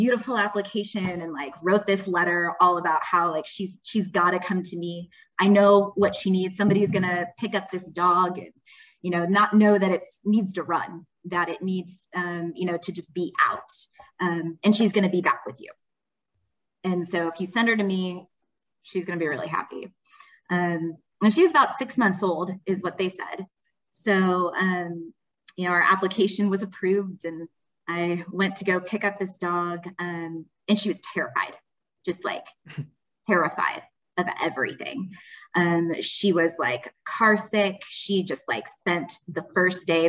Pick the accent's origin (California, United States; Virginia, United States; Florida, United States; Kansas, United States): Kansas, United States; Wichita; moved away as an adult; also born or lived in Washington, D.C.; now in Missouri, United States; I am from Wichita, Kansas, originally